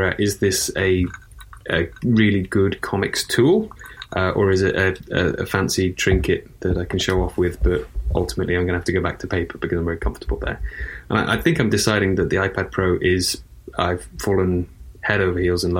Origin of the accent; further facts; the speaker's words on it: Shrewsbury, West Midlands, United Kingdom; The side of the river that I'm from is Shrewsbury